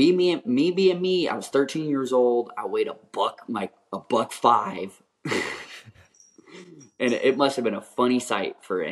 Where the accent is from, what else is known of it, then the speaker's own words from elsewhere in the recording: Pacific Flyway, United States; I grew up in the Pacific Flyway, and I never shot a cinnamon.